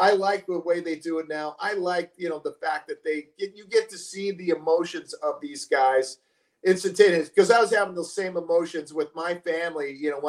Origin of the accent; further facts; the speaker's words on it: California, United States; going to games as a kid, I grew up in the Bay Area, so I saw Willie Mays, Willie McCovey.